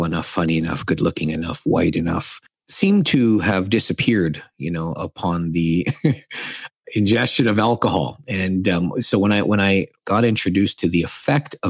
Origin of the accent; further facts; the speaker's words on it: Saskatchewan, Canada; I grew up born and raised in Saskatchewan to immigrant parents from the Philippines.